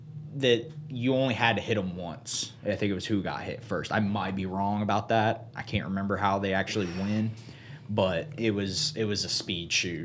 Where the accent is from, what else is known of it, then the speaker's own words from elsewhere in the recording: Vidalia, Georgia, United States; So I was born in Vidalia, Georgia in 96.